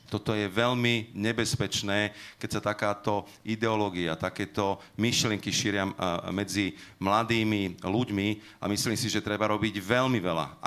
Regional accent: Slovakia; sme Slováci

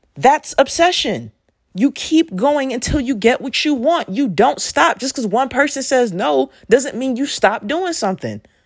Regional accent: Oakland, California, United States; I grew up in Oakland, California

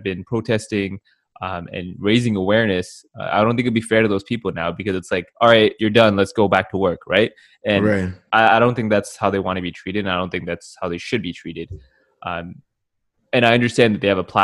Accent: Canada; we're Canadian

